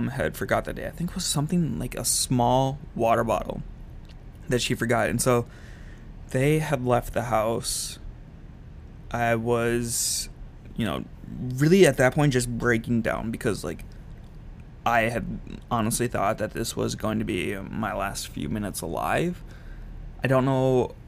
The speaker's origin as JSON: {"language": "English", "region": "Minnesota", "country": "United States", "also_born_or_lived": "Utah", "moved": "as an adult"}